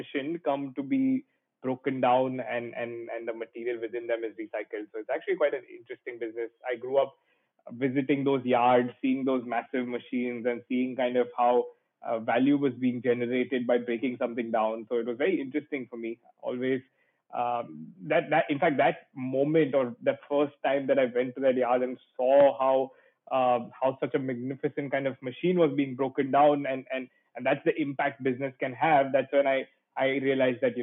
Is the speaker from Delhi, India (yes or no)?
no; Mumbai, Maharashtra, India; I have always been a Mumbai boy, born and brought up and grew up here in Mumbai.